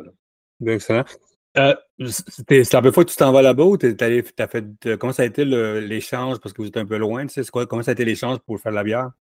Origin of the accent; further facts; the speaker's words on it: Laval, Quebec, Canada; J'allais dire que je suis de Montréal, mais je veux de Laval